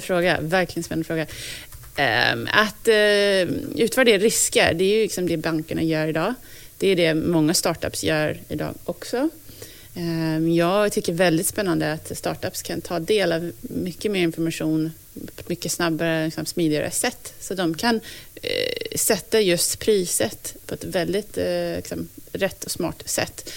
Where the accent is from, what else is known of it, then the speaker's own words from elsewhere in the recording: United States; now in Sweden; jag som amerikan